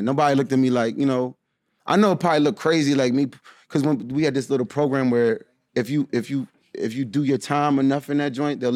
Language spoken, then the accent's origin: English; DC / Maryland, United States; also born or lived in Washington, D.C. / Bladensburg, Maryland / Rockville, Maryland / Largo, Maryland; We lived in DC for a little bit. Then moved to Bladensburg. Then we moved to Rockville. And then we moved to Largo